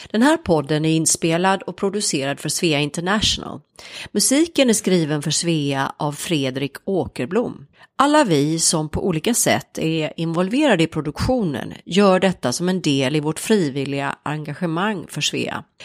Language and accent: Swedish; Värmland, Sweden; det är speciellt att vara värmlänning. Man är född och uppvuxen i Värmland. Vi längtar alltid hem.